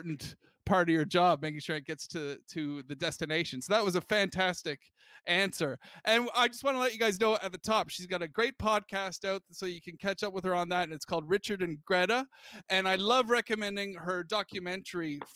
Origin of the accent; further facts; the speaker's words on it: United Kingdom; moved away as an adult; now in United States; I'm from Britain